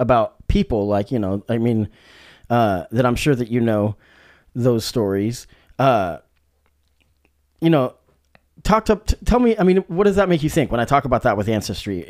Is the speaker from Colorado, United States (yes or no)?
no; Salem, Oregon, United States; I was growing up in Salem, Oregon